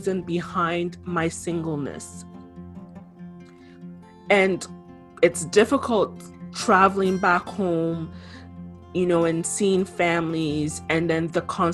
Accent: Canada; also born or lived in Ghana (ancestry); I'm Canadian born, my ancestry is Ghanaian.

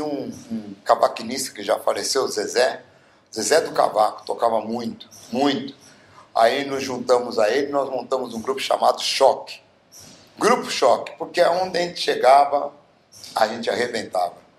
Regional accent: Bauru, São Paulo, Brazil; eu sou nascido em Bauru, na cidade de Bauru, a cidade mais linda

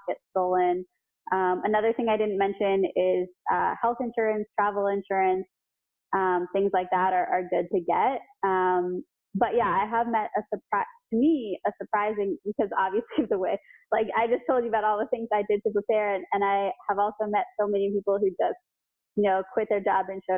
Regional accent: United States; as an American

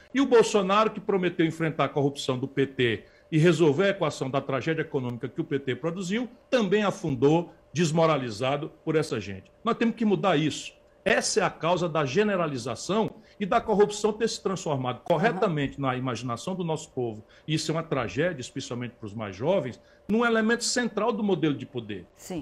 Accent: Sobral, Ceará, Brazil; also born or lived in Pindamonhangaba, São Paulo; Nasci em Pindamonhangaba com muito orgulho, no Vale do Paraíba, embora tenha sido criado em Sobral

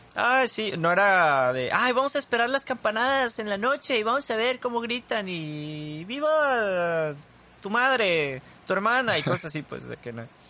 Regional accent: Mexico

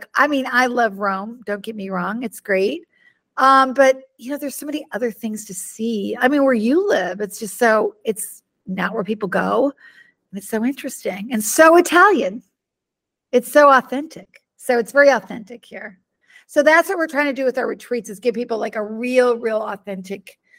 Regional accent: Budapest, Hungary; you know, I grew up in Hungary. And so my grandmother and I used to go, I'd go there from May to August, like the whole summer. And I speak Hungarian, and my aunt and uncle was there, my cousin, and, you know, and we used to, we lived in the middle of town, in the middle of Budapest

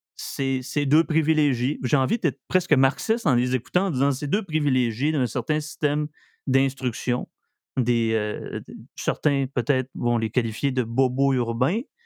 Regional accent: Saguenay, Quebec, Canada; also born or lived in Estrie; je viens du Saguenay.

